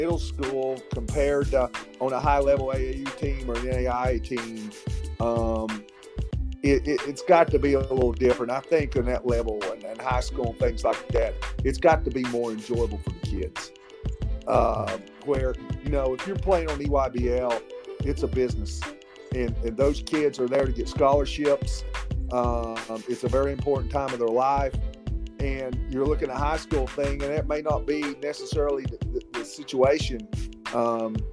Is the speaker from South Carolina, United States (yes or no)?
no; Nashville, Tennessee, United States; I told him I was from the Nashville area.